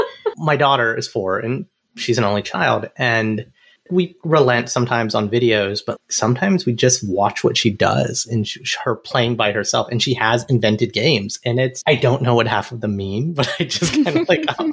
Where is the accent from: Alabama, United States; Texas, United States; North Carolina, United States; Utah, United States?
Alabama, United States; moved away; I grew up in Alabama and it's like a foreign country sometimes.